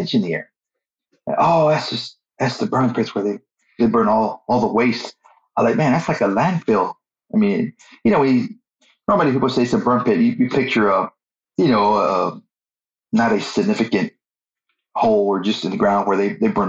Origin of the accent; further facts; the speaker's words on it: Corpus Christi, Texas, United States; I was born in Corpus, so I grew up in Corpus Christi